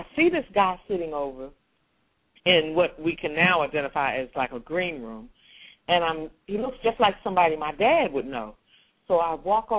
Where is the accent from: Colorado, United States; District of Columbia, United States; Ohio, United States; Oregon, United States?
District of Columbia, United States; Washington; I grew up in Washington, D.C., on 16th Street Northwest, 16th and Corcoran, 12 blocks from the White House